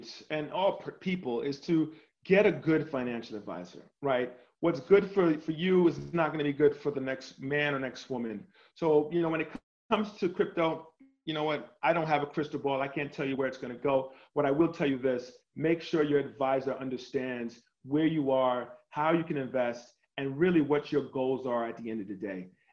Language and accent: English; New York City, New York, United States; moved away as an adult; also born or lived in Indiana / Miami / Chicago; I was born and raised in New York City